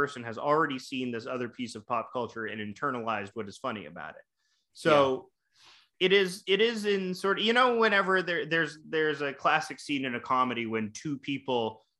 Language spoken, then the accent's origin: English; Canada; I'm Canadian